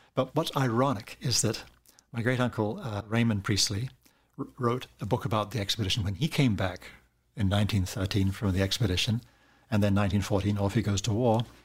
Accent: New Zealand; moved away; I grew up in New Zealand

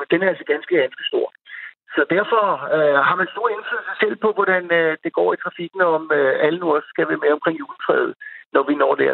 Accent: Denmark; vi gennemgående som danskere kører jo rimelig pænt

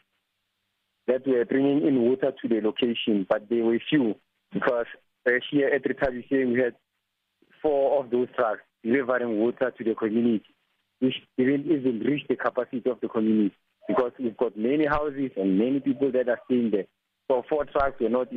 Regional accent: a township near Bronkhorstspruit, Pretoria East, Gauteng, South Africa; I'm from the Chavisen Township, 11 kilometers away from Bronkhorstspruit, Pretoria East

